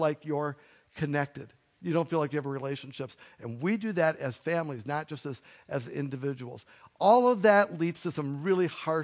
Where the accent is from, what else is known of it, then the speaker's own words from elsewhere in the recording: United States; also born or lived in Minnesota; We are American individuals